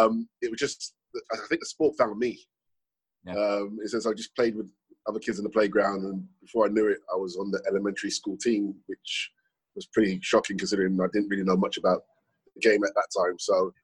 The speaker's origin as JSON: {"language": "English", "region": "London", "country": "United Kingdom", "tie": "born or raised there", "also_born_or_lived": "Sierra Leone", "said": "I believe I was 4 or 5 years of age when I moved from Sierra Leone to London. And growing up in London was pretty a challenge, to say the least, at that period of time, yes."}